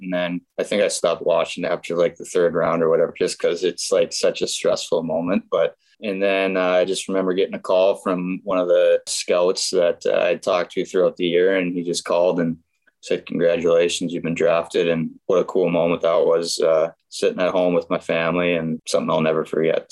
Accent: Grand Forks, North Dakota, United States; born or raised there

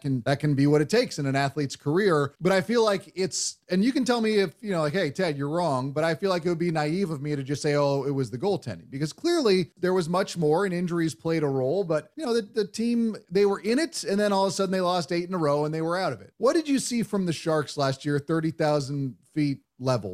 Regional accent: Bay Area, California, United States; when I was growing up in the Bay Area

